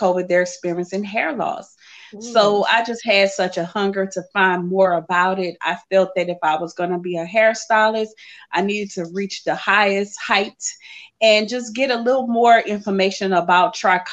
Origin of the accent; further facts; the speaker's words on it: Lafayette, Louisiana, United States; I'm from Lafayette, Louisiana